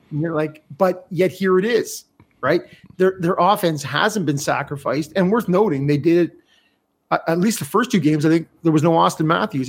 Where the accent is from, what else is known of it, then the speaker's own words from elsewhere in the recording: Canada; as a Canadian